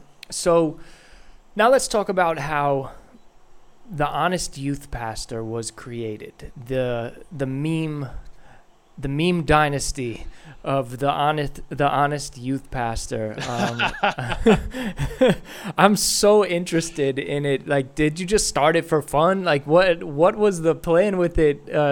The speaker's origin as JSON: {"language": "English", "town": "Yonkers", "region": "New York", "country": "United States", "said": "I'm originally from Yonkers, New York."}